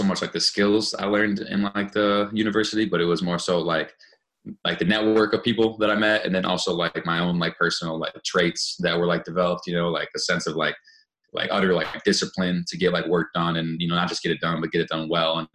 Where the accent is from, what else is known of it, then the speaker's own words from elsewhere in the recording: Madison, Wisconsin, United States; now in Milwaukee, United States; I grew up actually in Madison, which is just like a little bit west of Milwaukee